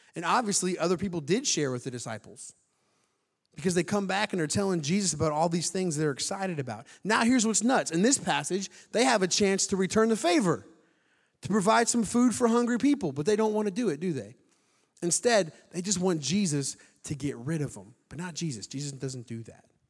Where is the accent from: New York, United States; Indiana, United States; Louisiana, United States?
Indiana, United States; moved away; I'm from Indiana, like Trevor, went to high school together